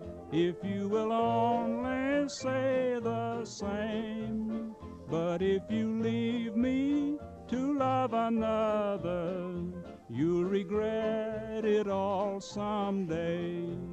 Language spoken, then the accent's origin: English; Kentucky, United States; I am from Kentucky